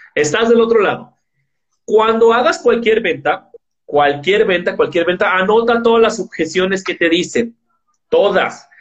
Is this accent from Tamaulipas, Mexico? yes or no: no; Guadalajara, Jalisco, Mexico; Yo soy de Guadalajara, Jalisco, México